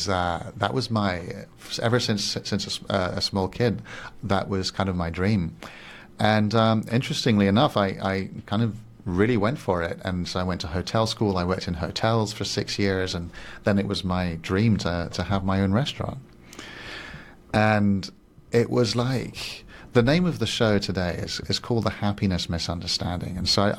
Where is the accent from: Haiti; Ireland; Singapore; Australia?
Singapore; English is a second language; also born or lived in Switzerland / Paris, France; now in Barcelona, Spain; But I'm originally Swiss and I grew up in Singapore and Paris. And I just feel like I'm a big mixture from many different places. But right now, Barcelona feels my home.